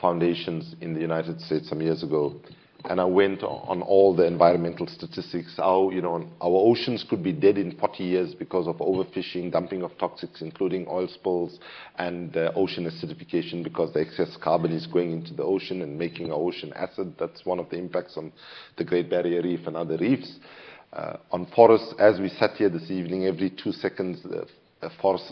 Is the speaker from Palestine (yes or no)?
no; South Africa; as a South African